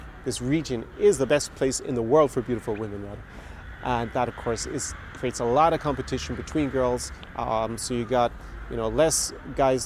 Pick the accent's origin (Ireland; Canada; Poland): Ireland; Galway, Connacht; moved away as an adult; now in Eastern Europe; my hometown of Galway in Ireland